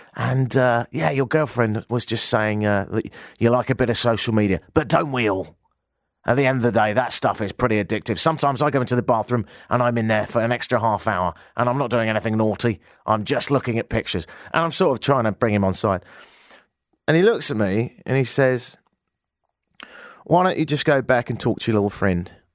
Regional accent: United Kingdom; now in Canada; I'm British

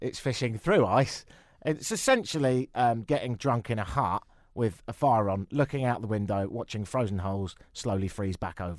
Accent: London, United Kingdom; They said, where are you from? I said, London.

